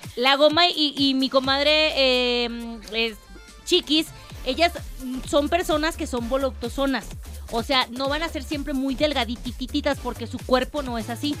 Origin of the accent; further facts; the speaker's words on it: Mexico; como mexicanos Vamos a aplaudir